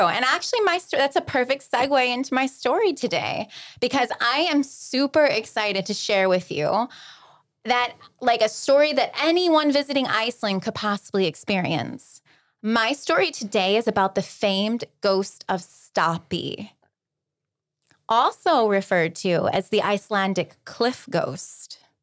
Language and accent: English; alongside Lake Erie, small-town Ohio, United States; I grew up in Podunk, Little Ohio, alongside Lake Erie